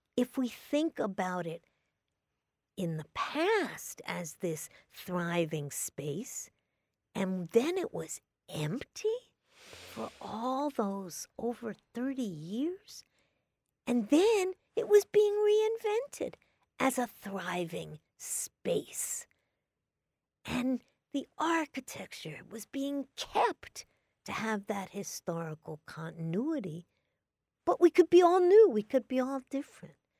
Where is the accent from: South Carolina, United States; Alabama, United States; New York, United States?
New York, United States; New York City; I grew up in New York City